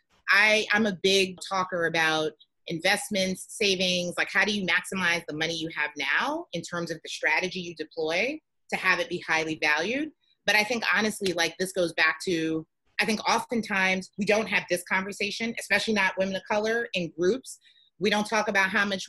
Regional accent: New York City, New York, United States; growing up in the Bronx

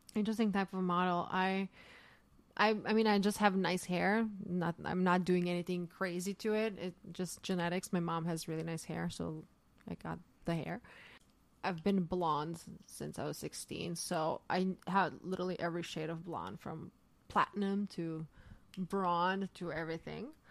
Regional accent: Zagreb, City of Zagreb, Croatia; moved away as an adult; now in New York, United States; I was raised in the city called Zagreb

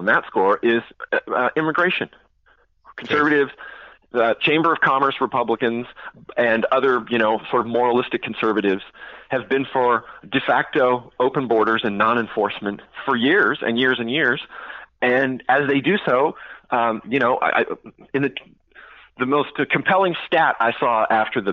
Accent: California, United States; my home state of California

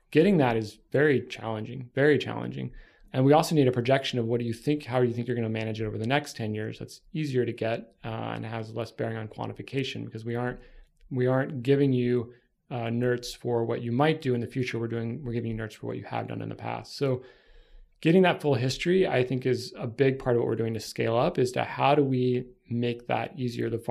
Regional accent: Texas, United States; yeah, I'm from Texas.

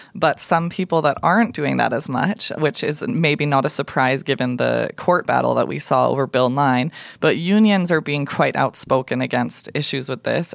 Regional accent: Calgary, Alberta, Canada; was born and raised in Calgary

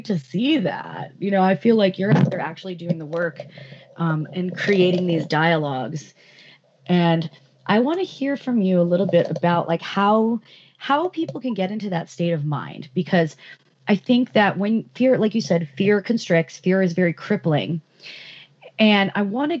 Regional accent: East Coast, United States; I'm growing up on the East Coast

